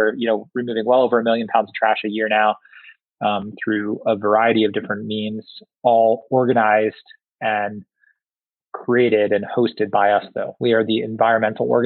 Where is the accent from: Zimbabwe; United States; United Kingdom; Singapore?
Singapore; also born or lived in Southeast Asia; I I grew up predominantly in Southeast Asia and Singapore